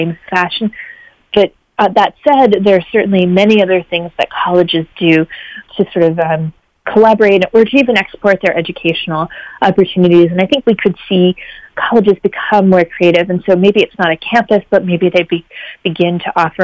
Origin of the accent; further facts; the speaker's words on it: Canada; moved away; also born or lived in Washington, D.C.; I'm Canadian